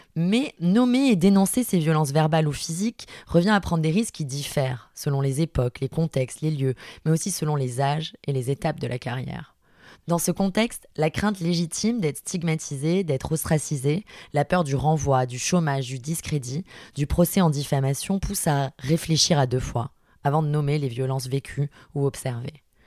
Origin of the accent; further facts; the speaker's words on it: Marseille, Provence-Alpes-Côte d'Azur, France; je suis une femme cisgenre, marseillaise de 32 ans